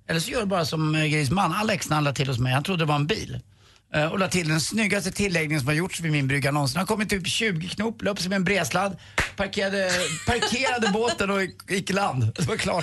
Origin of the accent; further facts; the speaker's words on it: Karlavägen, Stockholm County, Sweden; där stod jag i köket hemma på Karlavägen